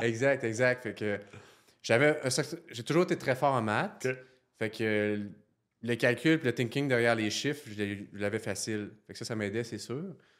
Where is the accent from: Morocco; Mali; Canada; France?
Canada; Saint-Georges, Quebec; moved away as an adult; now in Quebec City, Canada; Je viens de la Beauce, Saint-Georges-en-Beauce.